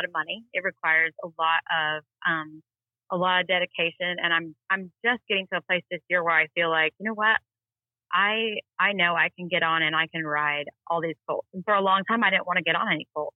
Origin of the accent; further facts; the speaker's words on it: Texas, United States; also born or lived in Duncan, Oklahoma; I grew up in Texas